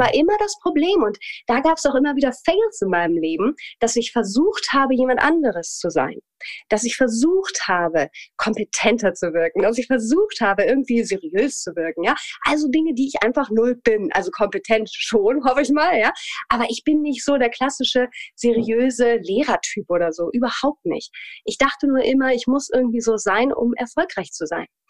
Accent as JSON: {"language": "German", "town": "Hamelin", "region": "Lower Saxony", "country": "Germany", "tie": "born or raised there", "also_born_or_lived": "Hanover", "said": "Also ich komme ursprünglich tatsächlich aus dem Norden Deutschlands, komme aus Hannover, beziehungsweise geboren bin ich in Hameln und bin da dann aufgewachsen"}